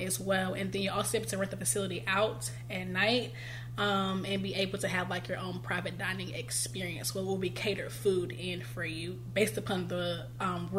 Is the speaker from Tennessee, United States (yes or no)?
no; Greensboro, North Carolina, United States; family and home has kept me in Greensboro, and so I kind of took that as a sign to just kind of do it in my hometown first